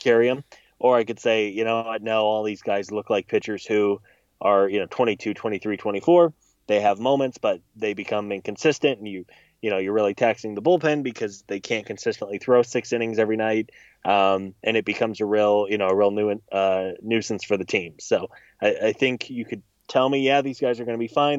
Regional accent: Missouri, United States; I grew up in Missouri

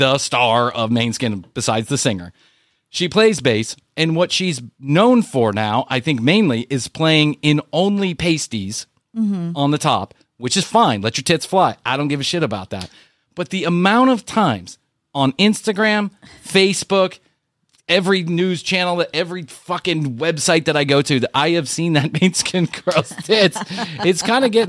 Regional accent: Atlanta, Georgia, United States; it's my hometown

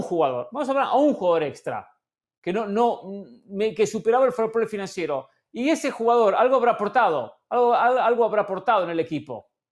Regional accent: Argentina; como argentino y como hincha de River

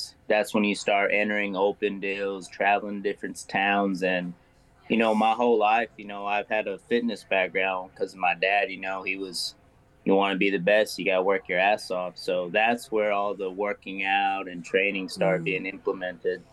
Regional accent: Seminole, Texas, United States; I'm from West Texas, Seminole, Texas

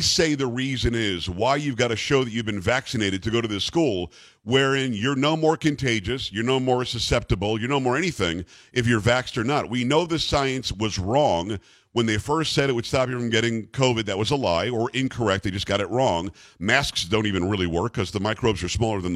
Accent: Florida, United States; also born or lived in New York / Michigan; now in Texas, United States; I'm from New York originally, but I grew up in Florida. I've been in Texas a long time now. I've been in Michigan in between.

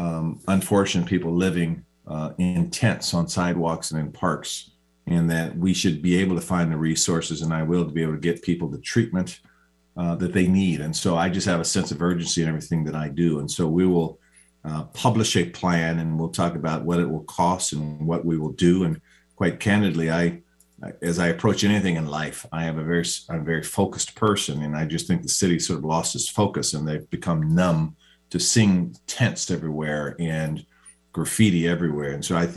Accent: Seattle, Washington, United States; I was born here in Seattle up on Cabrini Hospital, went to Garfield High School and played football for the University of Washington on an athletic scholarship.

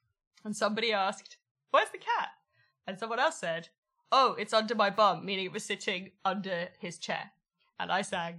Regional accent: South Wales, United Kingdom; where I grew up in South Wales

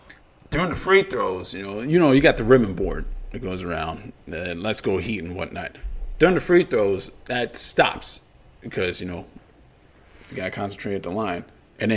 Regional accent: Miami, Florida, United States; I'm from Miami

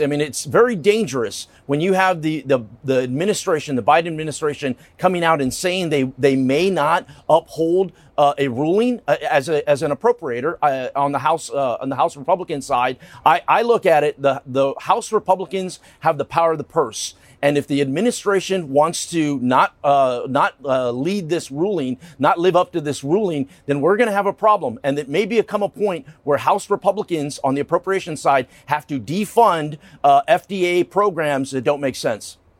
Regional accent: Texas, United States; I'm from Texas

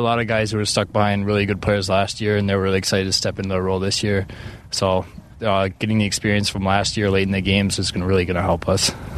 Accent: Minnesota, United States; growing up in Minnesota

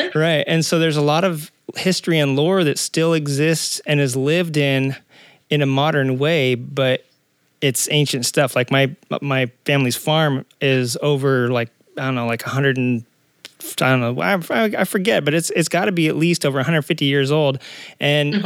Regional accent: Arkansas, United States; also born or lived in Southern California; now in California, United States; I'm originally from Arkansas

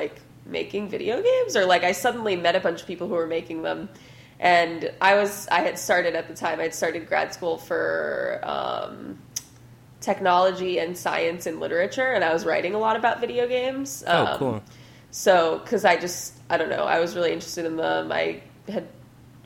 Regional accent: Ipswich, Massachusetts, United States; moved away as an adult; also born or lived in New York City, United States; now in Portland, United States; I grew up in Massachusetts in Ipswich near Boston

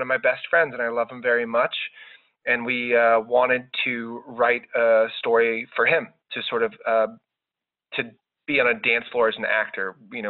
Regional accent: Outer Banks, North Carolina, United States; I'm from the Outer Banks in North Carolina.

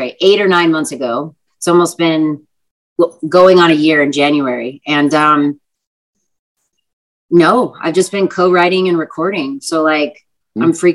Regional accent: Texas, United States; I'm from Texas. So, like, I grew up on country music

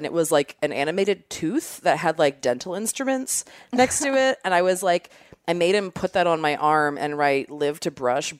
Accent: Maryland, United States; moved away; So Ocean City, Maryland is like the beach I always went to growing up. I'm from Maryland originally.

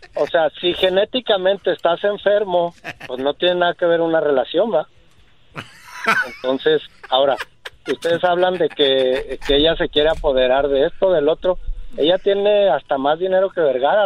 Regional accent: Ciudad Juárez, Chihuahua, Mexico; Soy de Ciudad Juárez

